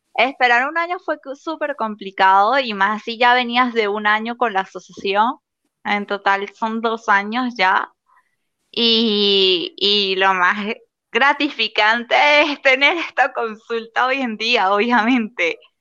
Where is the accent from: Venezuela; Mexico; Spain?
Venezuela